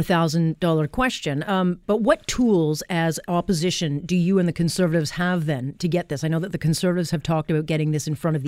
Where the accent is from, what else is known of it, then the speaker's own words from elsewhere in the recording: Canada; I'm not very happy to see my Canada go back to headlines about corruption. You know, that's not how I see my country.